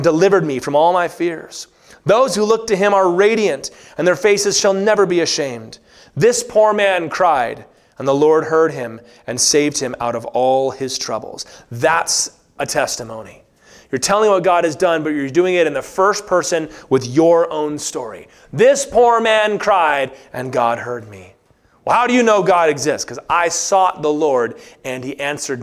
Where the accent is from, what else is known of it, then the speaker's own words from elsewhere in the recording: Virginia, United States; moved away; I grew up in Virginia